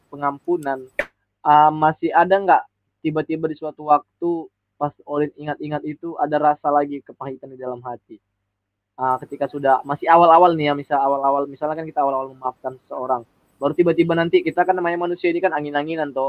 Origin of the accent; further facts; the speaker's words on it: Medan, North Sumatra, Indonesia; bisa pergi ke Surabaya kan gitu karena saya orang Medan kan